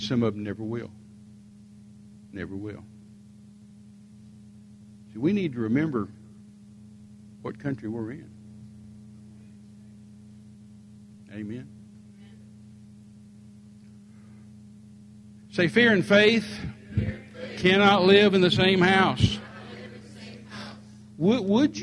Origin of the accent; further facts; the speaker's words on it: Texas, United States; our Texas flag